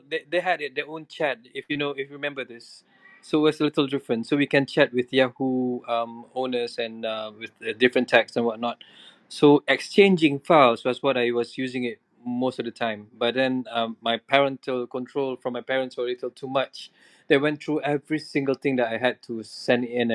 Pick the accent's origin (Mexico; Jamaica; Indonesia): Indonesia; now in Malaysia; I grew up in Indonesia, and being in Indonesia, it was a different world altogether, where being an international school